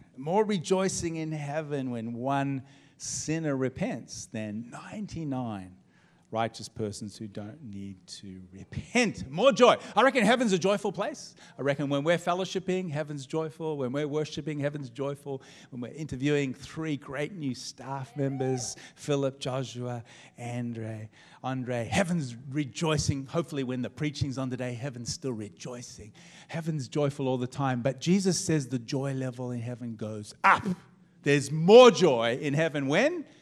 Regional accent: Melbourne, Victoria, Australia; we're from Melbourne too

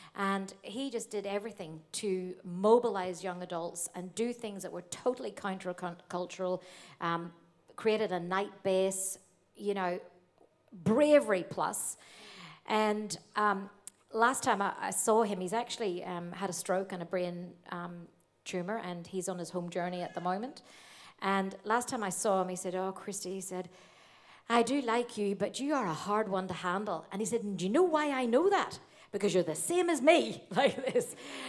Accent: Australia; And I said, "Oh, I'm from Australia."

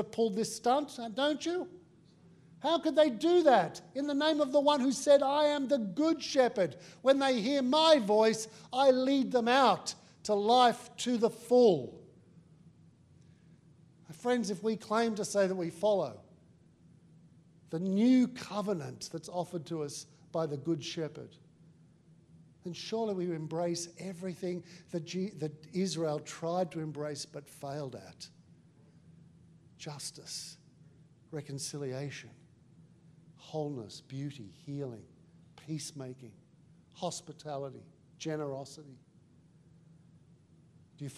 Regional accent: Australia; I'm also Australian

